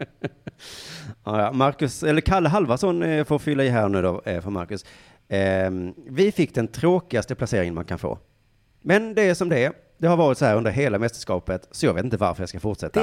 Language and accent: Swedish; Sweden; dig och mig som är svenskar